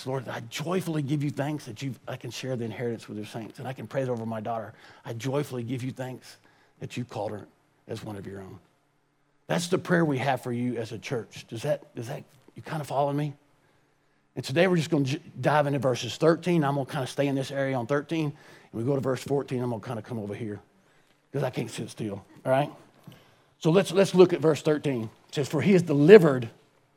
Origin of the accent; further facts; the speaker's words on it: United States; I was born and raised in America